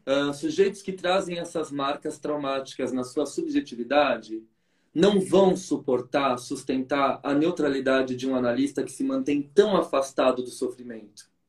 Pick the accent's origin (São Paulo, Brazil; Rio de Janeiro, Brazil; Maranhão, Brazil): São Paulo, Brazil; fui criado aí na Zona Sul de São Paulo